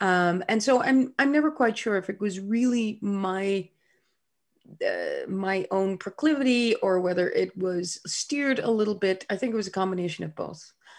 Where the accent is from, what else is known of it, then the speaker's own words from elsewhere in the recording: Groningen, Netherlands; born there; I was born in 1963 in Groningen in the Netherlands, a small university town in the north of the Netherlands.